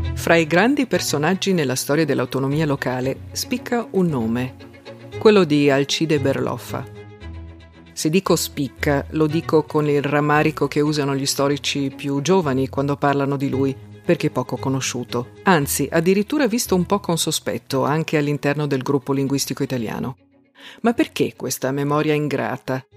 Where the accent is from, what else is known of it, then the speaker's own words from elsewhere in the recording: South Tyrol, Trentino-Alto Adige, Italy; Io sono una sudtirolese, o se preferisci un'altoatesina